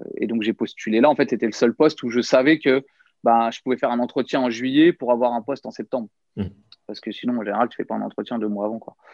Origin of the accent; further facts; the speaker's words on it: Nièvre, Bourgogne-Franche-Comté, France; moved away as an adult; also born or lived in near Paris; j'ai grandi ouais, dans la Nièvre, une petite ville de, de 5000 habitants